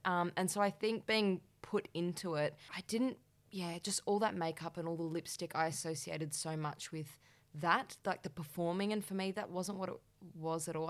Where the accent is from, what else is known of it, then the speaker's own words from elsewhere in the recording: Perth, Western Australia, Australia; moved away as an adult; now in Melbourne, Australia; So I moved from Perth to Melbourne, and I, at the same time, was moving out of home. I'd never lived out of home in Perth